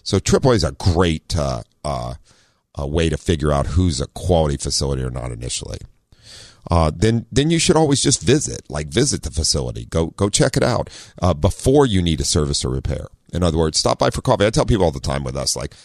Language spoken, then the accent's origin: English; Ohio, United States; also born or lived in Southern California; now in San Diego, United States; I grew up in Ohio with snow